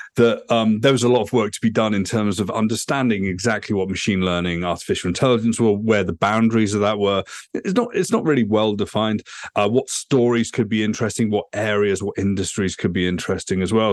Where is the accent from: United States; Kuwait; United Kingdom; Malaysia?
United Kingdom; moved away as an adult; also born or lived in Vancouver, Canada; now in Toronto, Canada; I'm a Brit.